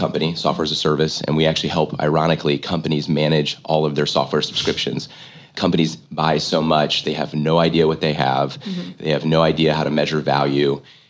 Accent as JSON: {"language": "English", "region": "Indiana", "country": "United States", "tie": "born or raised there", "said": "I hail from Indiana."}